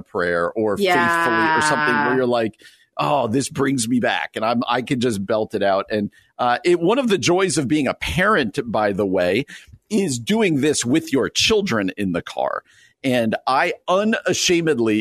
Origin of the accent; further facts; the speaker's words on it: New Jersey, United States; moved away; my home state here